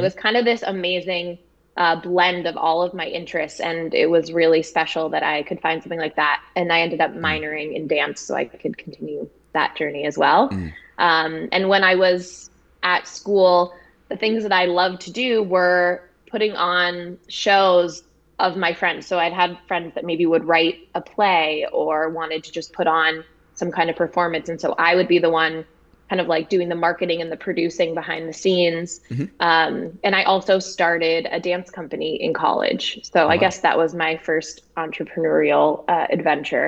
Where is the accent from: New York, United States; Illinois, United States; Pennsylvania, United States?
New York, United States; Westchester County; also born or lived in Manhattan, New York City; I grew up right outside of New York City in Westchester County. I was actually born in Manhattan, and then my family moved out to the suburbs after that.